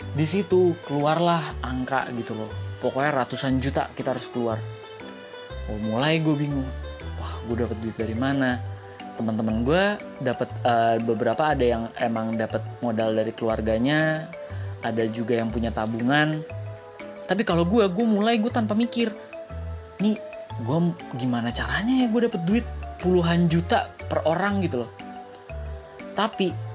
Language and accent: Indonesian; Jakarta, Indonesia; also born or lived in Semarang; Gue orang Jakarta, gue tinggal di Jakarta, tapi gue adalah lulusan arsitektur Undip